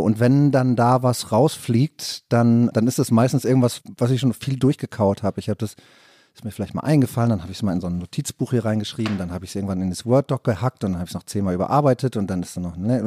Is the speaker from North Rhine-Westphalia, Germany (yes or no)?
yes; Rheine, North Rhine-Westphalia, Germany; moved away; meine Heimatstadt